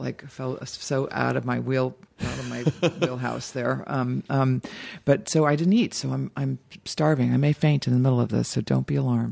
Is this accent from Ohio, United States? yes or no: yes; Dayton, Ohio, United States; moved away; also born or lived in Boston / Cincinnati; I was born in Boston, but grew up in Ohio. But I always just say I'm from Dayton